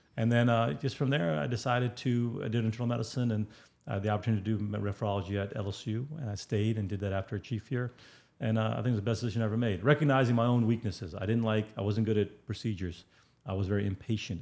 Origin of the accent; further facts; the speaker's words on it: India; I'm Indian